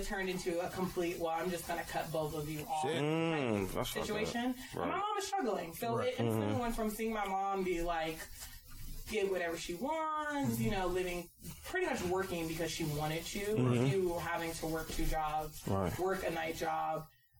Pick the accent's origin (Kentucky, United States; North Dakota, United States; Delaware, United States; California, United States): California, United States; San Diego; I'm originally from San Diego. I spent a lot of my life in California, but like. That was my life. I didn't grow up in the hood.